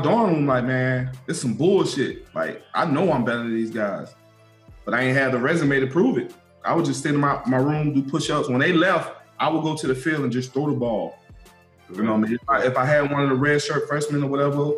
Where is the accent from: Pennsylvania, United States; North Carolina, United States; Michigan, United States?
North Carolina, United States; Winston-Salem; growing up in Winston-Salem, I was in the projects